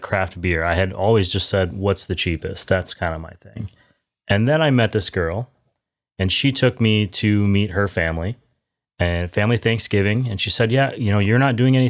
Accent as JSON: {"language": "English", "region": "Wisconsin", "country": "United States", "tie": "born or raised there", "moved": "yes", "lives_now": "San Diego, United States", "said": "I was born in Wisconsin"}